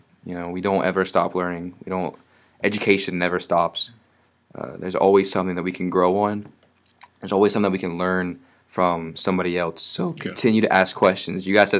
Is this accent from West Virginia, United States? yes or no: yes; West Virginia, United States; We grew up in West Virginia.